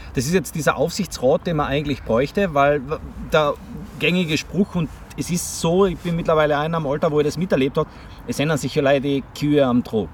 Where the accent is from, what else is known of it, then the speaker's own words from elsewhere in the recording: Tyrol, Austria; ich bin aus Tirol